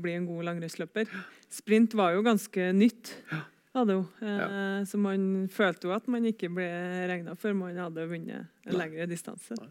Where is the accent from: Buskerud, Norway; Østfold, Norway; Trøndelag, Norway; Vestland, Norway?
Trøndelag, Norway; var trener for ei gruppe hjemme på Rognes